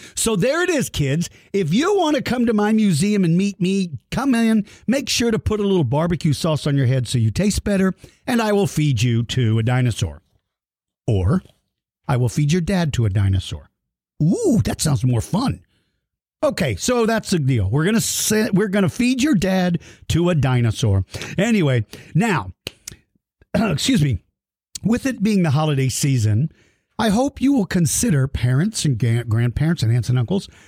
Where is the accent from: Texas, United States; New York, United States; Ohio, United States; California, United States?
Texas, United States; San Antonio; my hometown of San Antonio, Texas